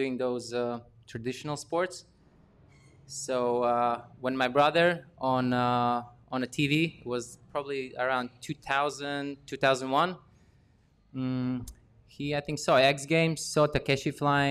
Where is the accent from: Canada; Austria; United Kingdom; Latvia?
Latvia; I was born in 1992 in Latvia, which is a post-Soviet Union country.